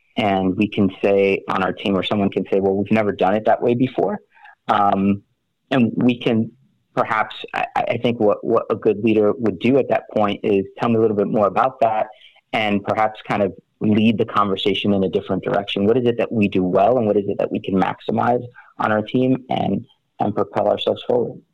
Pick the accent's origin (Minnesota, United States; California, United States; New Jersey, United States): New Jersey, United States; West Orange; I'm from West Orange, New Jersey.